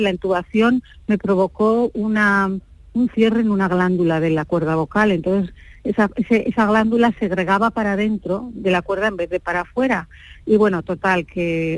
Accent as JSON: {"language": "Spanish", "region": "Basque Country", "country": "Spain", "also_born_or_lived": "United States", "moved": "as an adult", "said": "soy vasca de 32 apellidos"}